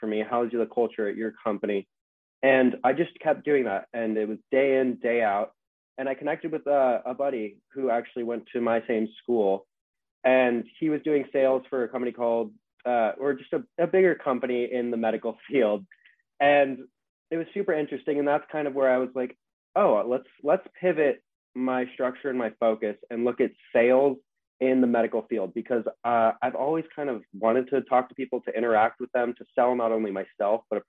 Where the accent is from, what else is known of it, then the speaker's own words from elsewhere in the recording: Southern California, United States; I'm from Southern California